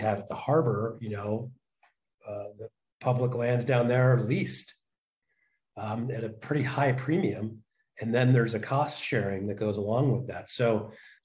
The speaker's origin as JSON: {"language": "English", "town": "Oakland", "region": "California", "country": "United States", "tie": "born or raised there", "also_born_or_lived": "Chico / Santa Cruz"}